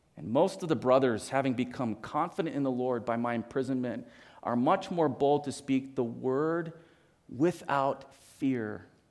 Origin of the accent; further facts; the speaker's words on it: Hawaii, United States; moved away; I, I grew up in Hawaii